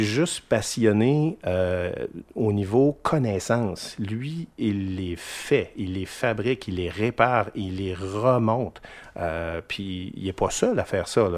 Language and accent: French; Quebec City, Quebec, Canada; je viens de Limoilou